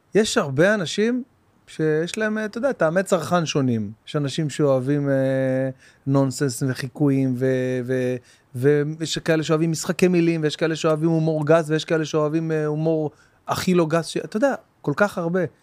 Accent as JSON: {"language": "Hebrew", "town": "Bat Yam", "region": "Tel Aviv District", "country": "Israel", "tie": "born or raised there", "also_born_or_lived": "Jerusalem", "said": "עברנו מירושלים ל, אה, לבת ים, שהייתי מכיתה ב'"}